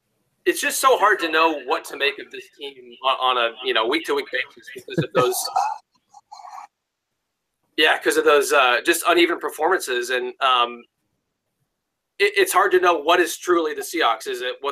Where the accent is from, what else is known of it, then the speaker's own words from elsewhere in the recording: Seattle, Washington, United States; also born or lived in Bellingham; I'm from Seattle originally, went to O'Day High School up on First Hill